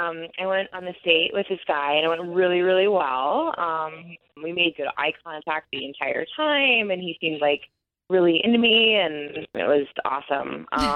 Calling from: Kissimmee, Florida, United States; I'm calling from Kissimmee.

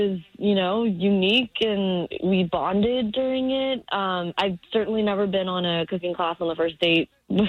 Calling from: Ocoee, Florida, United States

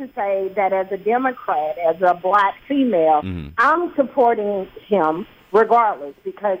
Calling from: Riverdale, Georgia, United States; I'm calling from Riverdale, Georgia.

